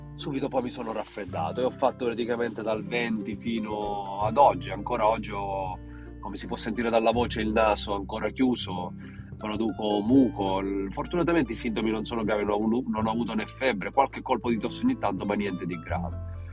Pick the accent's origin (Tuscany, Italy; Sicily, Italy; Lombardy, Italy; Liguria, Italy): Sicily, Italy; Paternò; quella di Paternò del mio paese